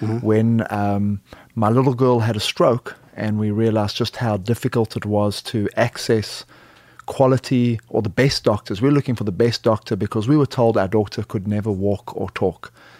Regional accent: South Africa; moved away as an adult; now in United States; I am originally a South African, played rugby, moved to the U.S. to play rugby in Aspen, Colorado

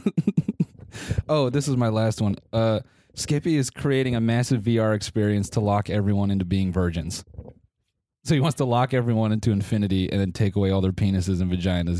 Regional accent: United States; being American

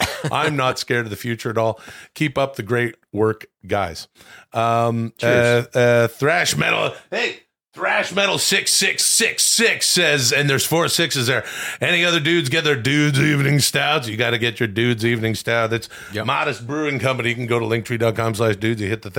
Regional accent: British Columbia, Canada; When I was like growing up in Canada, my native home and native land, I didn't get drinking.

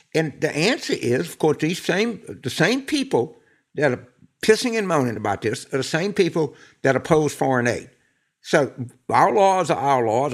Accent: New Orleans, Louisiana, United States; I'm from New Orleans

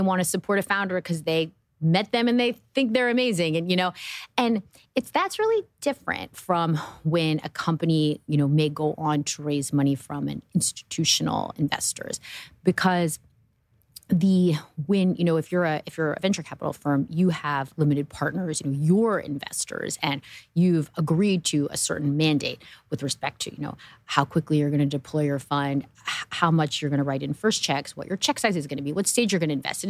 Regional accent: New Jersey, United States; I grew up in New Jersey

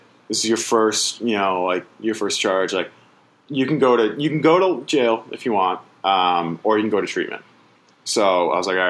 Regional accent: Springfield, Massachusetts, United States; In Springfield.

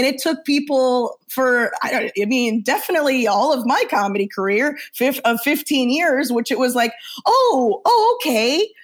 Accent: Orlando, Florida, United States; moved away; also born or lived in Chicago; From Orlando

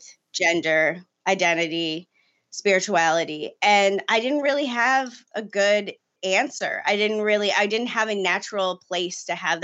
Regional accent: Baltimore, Maryland, United States; moved away as an adult; now in New York City, United States; I grew up in Baltimore, Maryland, in kind of the county Podunk area.

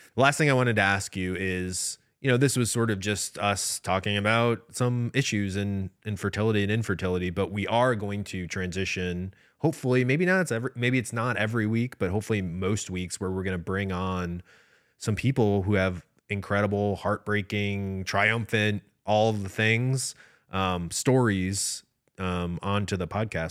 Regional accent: Midwest, United States; I'm from the Midwest.

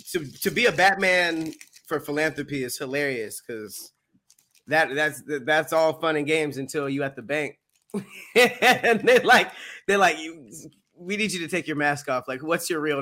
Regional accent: Canada; We're Canadian. What are you talking about?

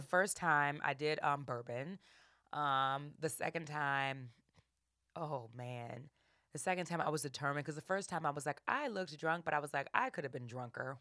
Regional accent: New Orleans, Louisiana, United States; I'm from New Orleans

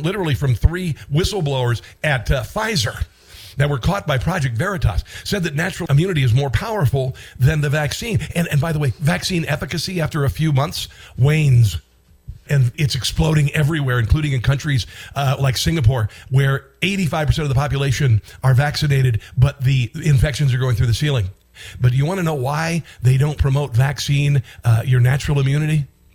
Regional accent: Iowa, United States; moved away; Iowa's my home state

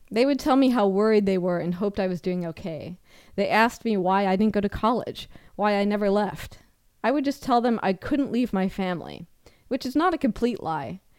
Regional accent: Rock Island, Washington, United States; I grew up in Rock Island, Washington, which is in central Washington, and I went to the local high school.

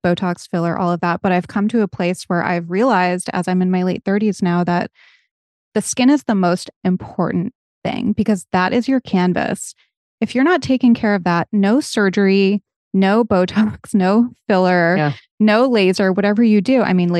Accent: New England, United States; I'm from New England, where in the early 2000s, it was trendy to be as tan as humanly possible.

